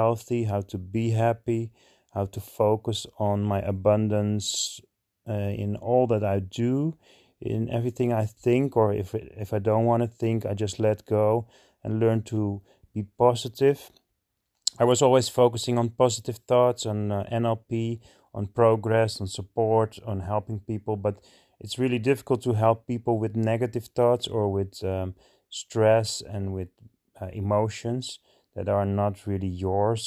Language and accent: English; Alkmaar, North Holland, Netherlands; I'm from Alkmaar, the Netherlands. So I live in Holland.